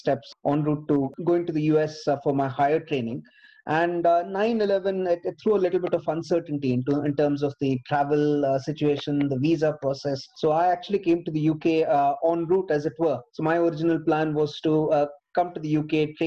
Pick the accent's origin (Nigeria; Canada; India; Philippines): India; Bangalore, Karnataka; now in United Kingdom; I grew up in Bangalore